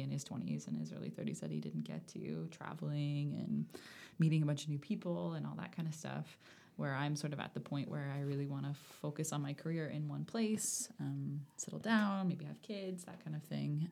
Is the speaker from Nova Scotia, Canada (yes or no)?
yes; Bedford, Nova Scotia, Canada; also born or lived in Charlottetown, Prince Edward Island / Cold Lake, Alberta; I lived in Bedford for my whole childhood, and then I went away for one year and then, um, came back to Nova Scotia